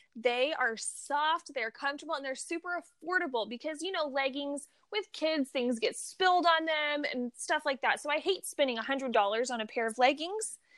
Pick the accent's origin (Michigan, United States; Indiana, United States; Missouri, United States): Missouri, United States; now in California, United States; I grew up in Missouri